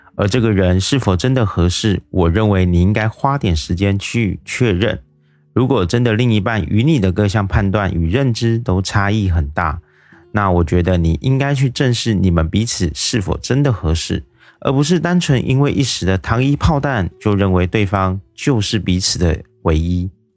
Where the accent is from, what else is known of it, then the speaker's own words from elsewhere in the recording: Taiwan; 我是一位来自台湾的一位小哥哥